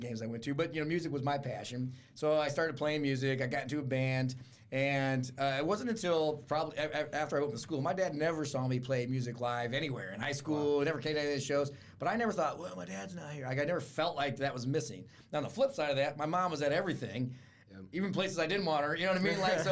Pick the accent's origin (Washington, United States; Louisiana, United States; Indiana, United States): Indiana, United States; Fort Wayne; born or raised there; also born or lived in Miami, Florida